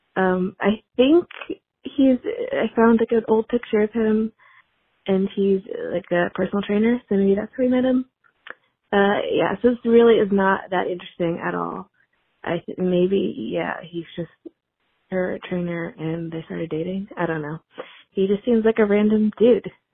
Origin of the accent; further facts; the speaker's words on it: West Virginia, United States; Jennifer Garner is actually from my hometown